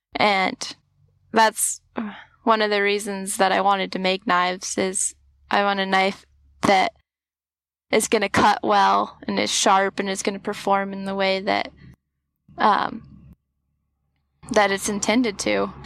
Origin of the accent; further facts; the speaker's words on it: Washington, United States; moved away as an adult; now in Alaska, United States; I'm a farm girl from Washington. I grew up growing oats and barley and wheat